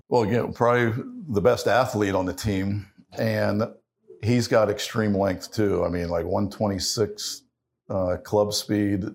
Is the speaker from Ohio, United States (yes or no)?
yes; Ohio, United States; growing up in Ohio